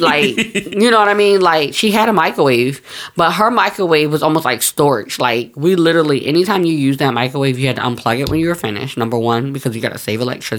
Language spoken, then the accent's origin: English; New Jersey, United States; also born or lived in New York; I'm from North Jersey